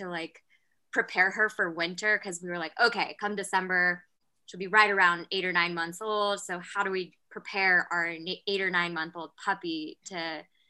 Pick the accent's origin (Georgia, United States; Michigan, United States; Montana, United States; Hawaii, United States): Montana, United States; Whitehall; moved away as an adult; now in Washington, United States; So I actually grew up in Montana, in a little town called Whitehall, Montana, which is east of Butte